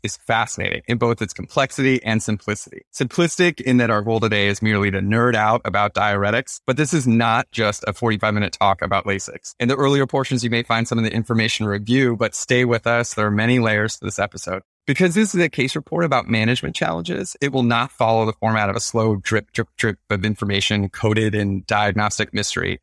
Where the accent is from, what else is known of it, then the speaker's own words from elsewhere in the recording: Maine, United States; moved away as an adult; now in Baltimore, United States; I was raised in the state of Maine.